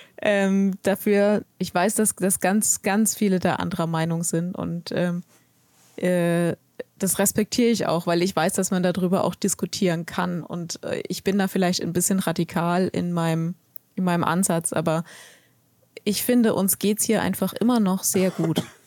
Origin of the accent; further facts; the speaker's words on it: Germany; bei uns in Deutschland